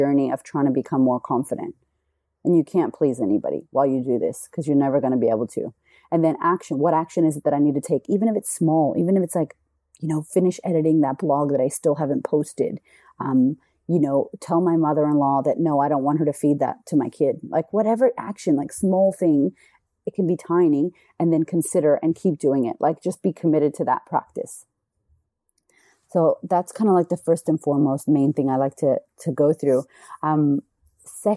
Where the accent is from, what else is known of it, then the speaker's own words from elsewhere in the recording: United States; now in Australia; I'm American in Australia